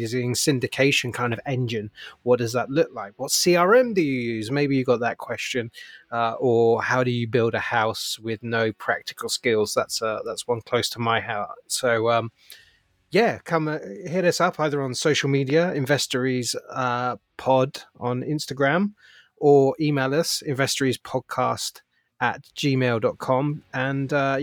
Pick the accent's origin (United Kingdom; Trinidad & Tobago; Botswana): United Kingdom; now in United States; as a Brit